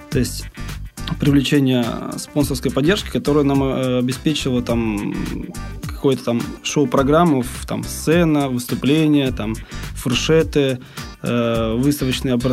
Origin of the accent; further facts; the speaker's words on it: Crimea, Ukraine; Я, я сам э, родом из Крыма, да, и с детства гонялся Куба Крыма.